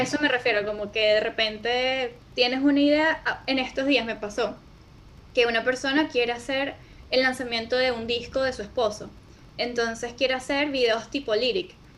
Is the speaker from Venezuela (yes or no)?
yes; Venezuela; soy venezolana